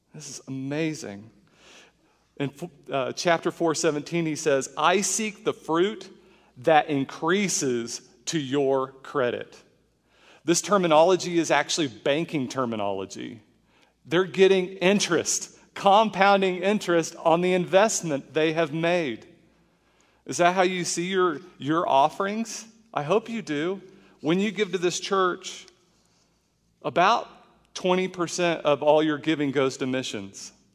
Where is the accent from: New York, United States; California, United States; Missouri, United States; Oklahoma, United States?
Oklahoma, United States; a kid growing up in Oklahoma